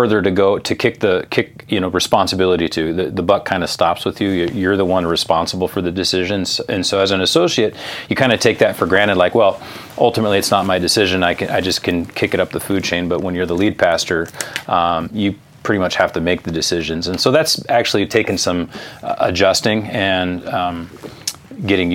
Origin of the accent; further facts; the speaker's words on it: West Coast, California, United States; I grew up on the West Coast, California